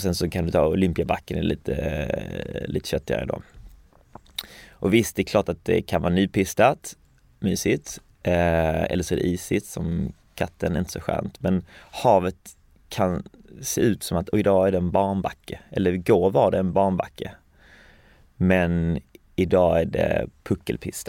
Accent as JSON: {"language": "Swedish", "town": "Falsterbo", "region": "Skåne", "country": "Sweden", "tie": "born or raised there", "also_born_or_lived": "Hawaii / Lund", "said": "jag växte upp um, i Skalna Falsterbo som mm. ligger i sydvästra Skåne"}